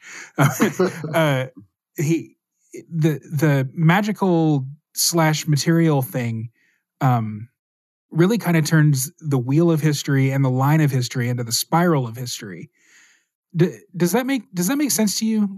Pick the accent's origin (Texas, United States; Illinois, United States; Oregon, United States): Texas, United States; I grew up in Texas as a Catholic.